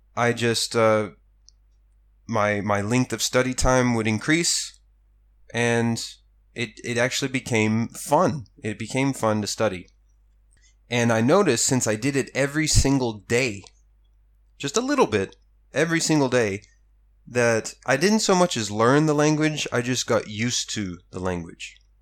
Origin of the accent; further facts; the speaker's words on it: United States; moved away as an adult; now in Japan; growing up in America